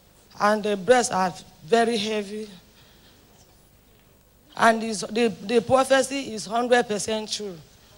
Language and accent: English; Cross River, Nigeria; I came from Cross River State.